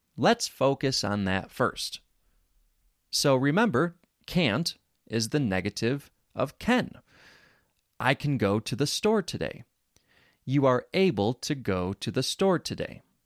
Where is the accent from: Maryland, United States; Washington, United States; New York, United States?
New York, United States; Rochester; accent: American; I grew up in Rochester, New York. Rochester has their own accent.